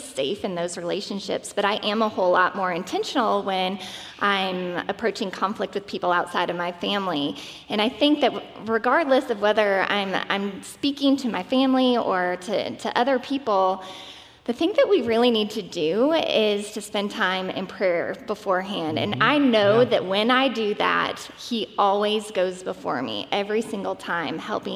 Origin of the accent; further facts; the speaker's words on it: Michigan, United States; I'm from Michigan